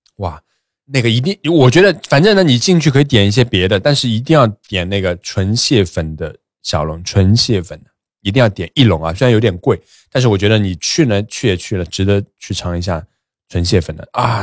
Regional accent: Shanghai, China; 以前我上海人

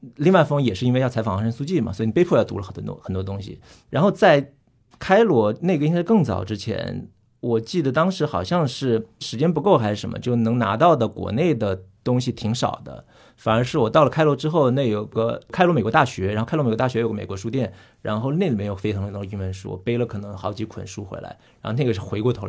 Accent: Hunan, China; 因为我是湖南人，

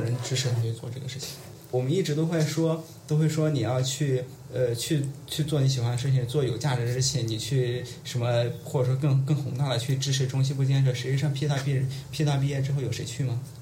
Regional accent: Tongren, Guizhou, China; moved away as an adult; now in Beijing, China; 我是土生土长的贵州人

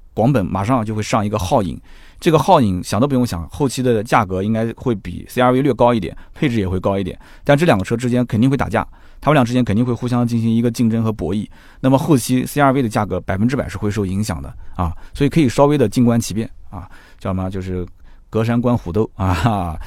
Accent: China; 我们中国人讲叫翼虎

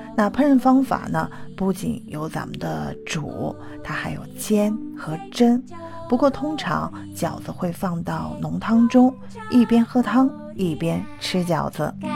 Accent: China; 因为我们中国人也吃火锅

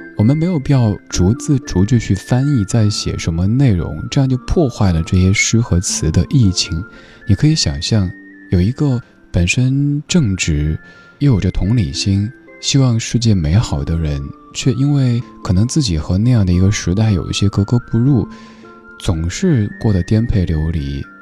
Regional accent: China; 我们中国人

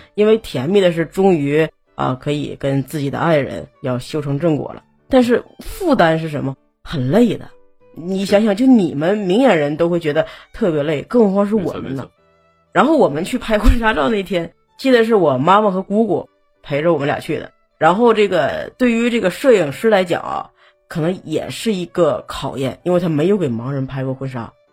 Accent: Northeast China, China; 一叫大姑姐，嗯。我们东北这边

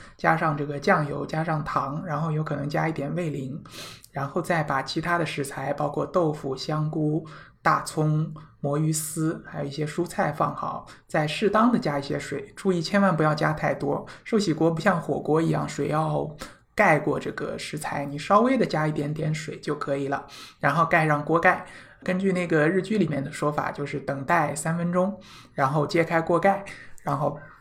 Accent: China; 我们中国人可能感觉一般的叫天妇罗

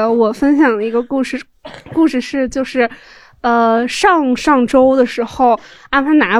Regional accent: Shandong, China; moved away; also born or lived in Beijing; 因为我是山东人嘛

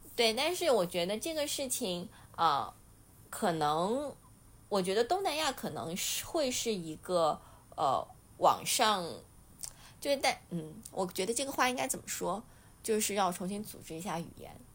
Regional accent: China; 我们中国人

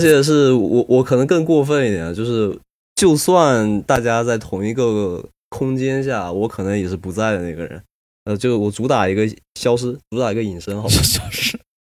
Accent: Fuzhou, Fujian, China; now in Toronto, Canada; 我是一个福建福州人，然后我的老家是在一个山里头，一个小县城

